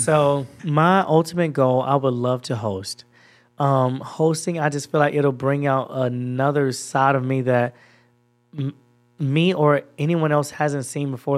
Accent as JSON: {"language": "English", "region": "Georgia", "country": "United States", "accent": "Georgia", "moved": "as an adult", "lives_now": "Los Angeles, United States", "said": "it's my Georgia accent. This is how I talk when I'm back at home"}